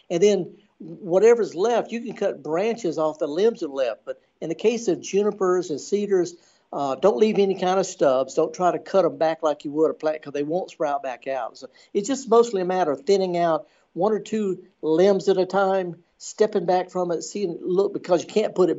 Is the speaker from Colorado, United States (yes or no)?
no; Indianola, Mississippi, United States; born or raised there